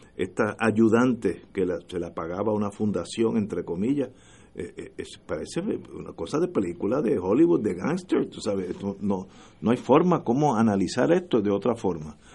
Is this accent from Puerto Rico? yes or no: yes; Puerto Rico; yo soy puertorriqueño, nací aquí y estoy bastante seguro que moriré aquí